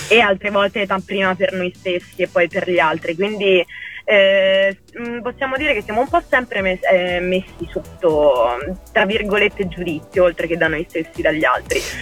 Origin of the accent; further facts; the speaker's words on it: Liguria, Italy; moved away as an adult; now in Brescia, Italy; ho vissuto in Liguria fino ai 21 anni